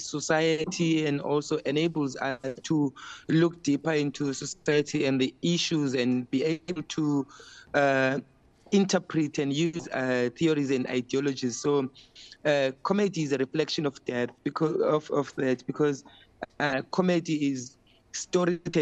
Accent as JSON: {"language": "English", "town": "Port Elizabeth", "region": "Eastern Cape", "country": "South Africa", "tie": "born or raised there", "also_born_or_lived": "Makhanda (Grahamstown)", "moved": "yes", "lives_now": "Cape Town, South Africa", "said": "born and bred in Port Elizabeth"}